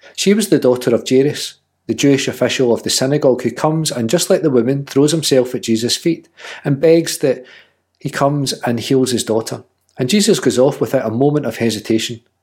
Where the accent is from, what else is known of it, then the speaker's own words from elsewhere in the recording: Scotland, United Kingdom; she's just as Scottish as I am